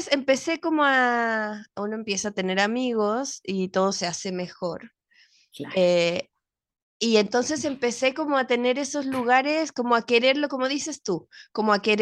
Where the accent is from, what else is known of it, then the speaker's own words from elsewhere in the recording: Mexico; moved away as an adult; yo llegué, a llegué de México a los 20 años, como teniendo todo mi mundo y estudiaba en la Ibero, amaba mi universidad.